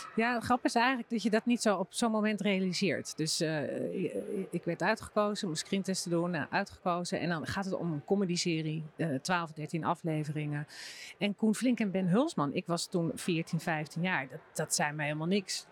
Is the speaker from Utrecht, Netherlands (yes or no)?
yes; Bunnik, Utrecht, Netherlands; ik kom uit Bunnik